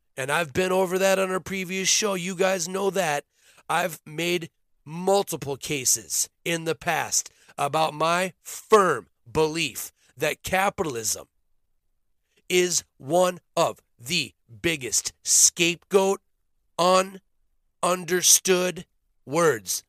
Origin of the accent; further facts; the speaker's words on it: Minnesota, United States; I grew up in Minnesota